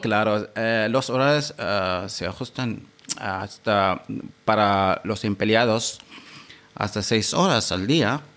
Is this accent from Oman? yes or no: yes; Seeb, Muscat, Oman; yo soy de Sip, que es una localidad de la capital eh, de Oman, Muscat